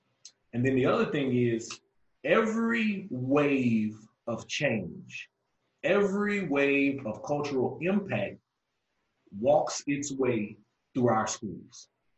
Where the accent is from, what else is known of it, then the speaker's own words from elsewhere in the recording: Louisiana, United States; now in Texas, United States; growing up in Louisiana, basically it was Black folks and white folks. I live here in Texas now.